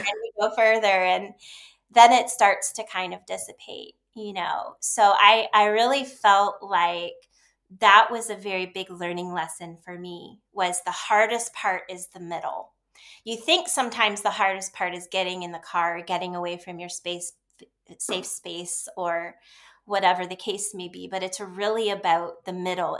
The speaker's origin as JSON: {"language": "English", "region": "Ohio", "country": "United States", "tie": "born or raised there", "also_born_or_lived": "Dallas / New York / Seattle", "moved": "as an adult", "said": "I grew up in Ohio"}